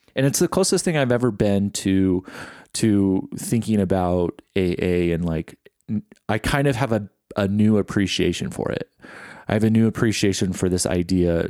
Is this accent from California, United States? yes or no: yes; California, United States; Growing up in California, there wasn't really a predominant religion in my life